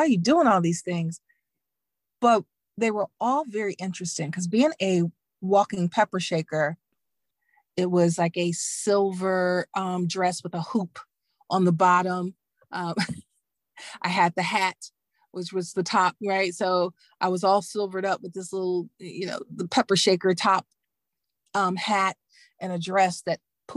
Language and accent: English; Dallas, Texas, United States; moved away as an adult; also born or lived in Emory, Texas / Washington, D.C. / Virginia; I'm a girl from Dallas. I'm from Texas.